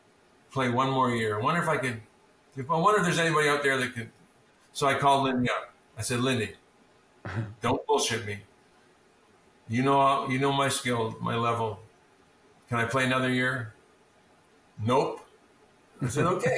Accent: Fort St. James, British Columbia, Canada; I grew up in Fort St. James, 2,200 people

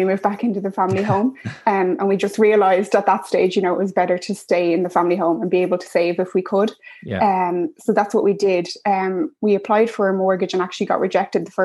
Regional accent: Dublin, Leinster, Ireland; I'm originally from Dublin

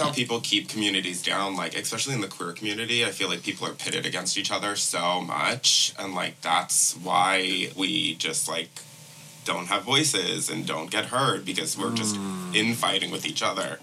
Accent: Long Island, New York, United States; moved away; growing up on Long Island and stuff, that's like not the vibe there

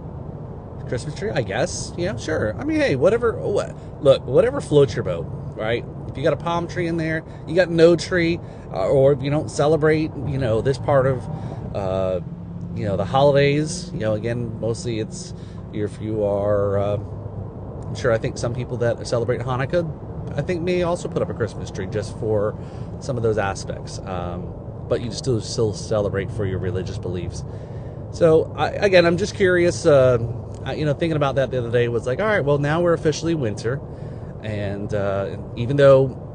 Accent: New Jersey, United States; now in Florida, United States; I grew up in New Jersey, so a lot of times it always seemed gloomy out. So compared to now where I live in Florida

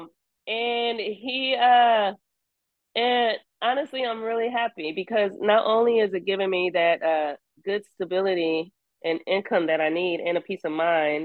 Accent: Seattle, Washington, United States; I'm from Seattle.

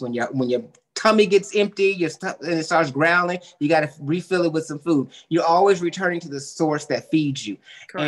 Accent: the Bay Area, California, United States; I grew up in California in a very diverse area, you know, mm-hmm. the Bay mm-hmm. Area

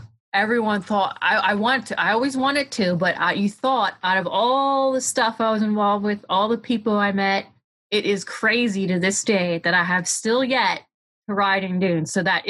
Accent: Pennsylvania, United States; And they also have respect for me too, because I come all the way from Pennsylvania.

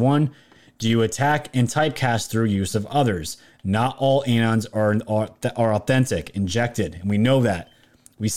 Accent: New York, United States; my home state, New York

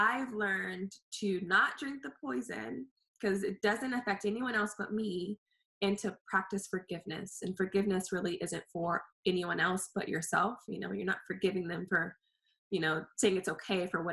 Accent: California, United States; I'm from California

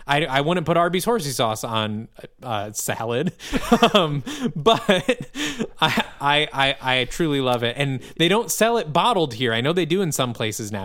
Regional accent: Midwest, United States; as a Midwesterner

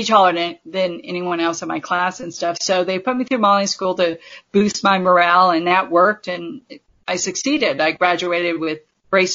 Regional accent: Southern California, United States; born and raised in California

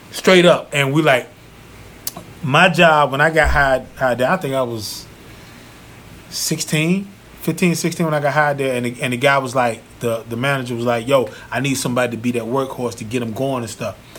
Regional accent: Zebulon, North Carolina, United States; moved away; when I worked for Pizza Hut back in my hometown, mm-hmm. Zebulon, North Carolina

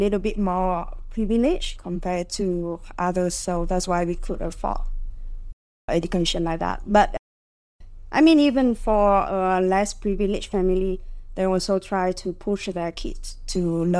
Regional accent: Hanoi, Vietnam; Growing up in Hanoi is interesting in its own way.

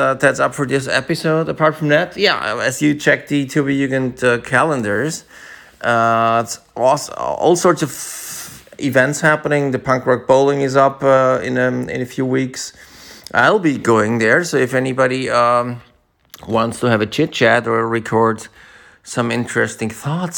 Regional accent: Vienna, Austria; my hometown, Vienna

